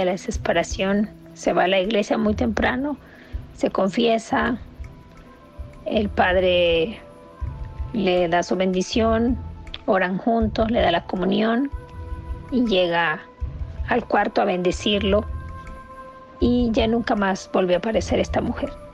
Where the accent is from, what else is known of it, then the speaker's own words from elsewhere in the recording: Nicaragua; moved away; Somos de Nicaragua y esa es la costumbre de, de allá